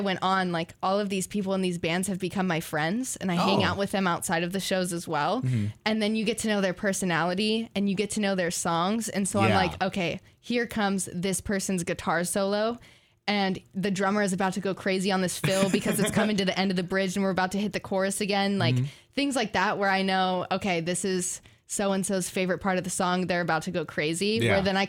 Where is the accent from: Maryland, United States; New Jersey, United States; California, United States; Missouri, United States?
California, United States; moved away as an adult; now in Corvallis, United States; I'm from California.